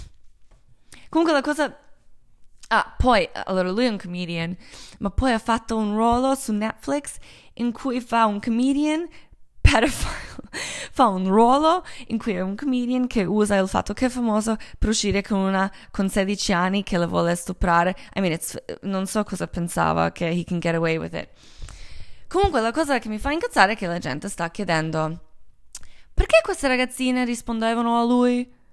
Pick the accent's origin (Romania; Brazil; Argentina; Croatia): Croatia; Italian is a second language; moved away; also born or lived in Milan / Los Angeles; Io sono croata